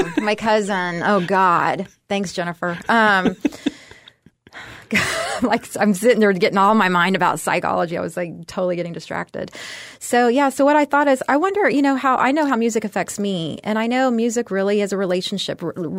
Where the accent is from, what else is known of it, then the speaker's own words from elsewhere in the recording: California, United States; also born or lived in Texas; I was born and raised in Texas, but I grew up in California, and good and bad.